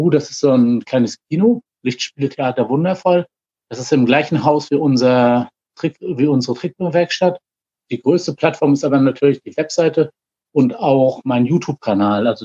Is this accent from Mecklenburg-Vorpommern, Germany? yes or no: yes; Rostock, Mecklenburg-Vorpommern, Germany; ich komme aus Rostock, bin schon mit 14 das erste Mal an einer Psychose damals erkrankt.